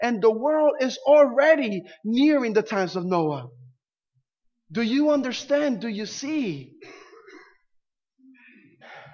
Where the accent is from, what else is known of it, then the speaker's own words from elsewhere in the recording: Puerto Rico; now in Florida, United States; Growing up in Puerto Rico